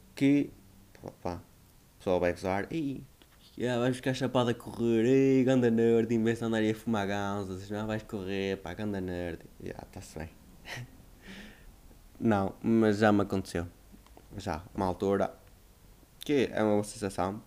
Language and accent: Portuguese; Northern Portugal, Portugal; accent: northern; tenho reparado que o meu sotaque afinal é mais do norte do que o que eu achava